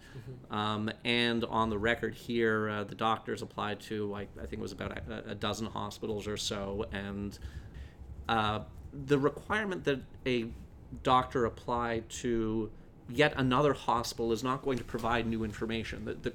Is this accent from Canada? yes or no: yes; Canada; now in United States; I was born in Canada